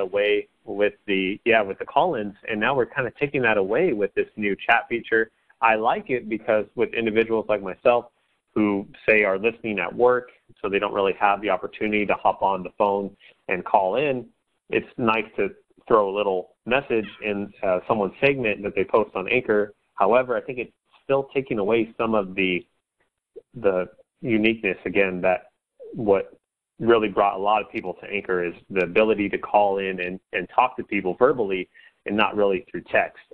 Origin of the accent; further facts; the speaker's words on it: Central Coast of California, United States; I'm from the Central Coast of California